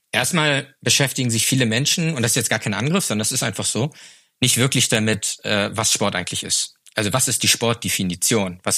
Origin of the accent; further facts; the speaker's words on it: Flensburg, Schleswig-Holstein, Germany; ich komme aus Flensburg. Flensburg ist traditionell eine Handballhochburg mit dem besten Handballverein der Welt.